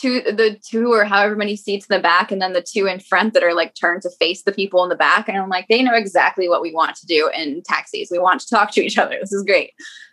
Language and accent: English; United States; also born or lived in Culver City, California; I'm being an American woman right now.